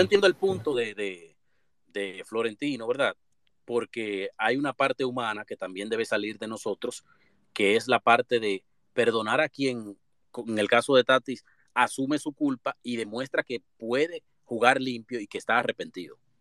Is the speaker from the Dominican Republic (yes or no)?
yes; Dominican Republic; todos como dominicanos